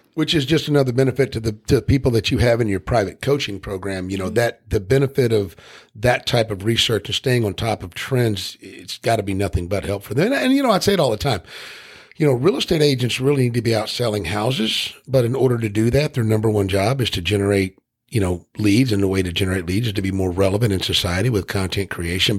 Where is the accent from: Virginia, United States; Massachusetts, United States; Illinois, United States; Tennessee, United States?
Tennessee, United States; I'm from Tennessee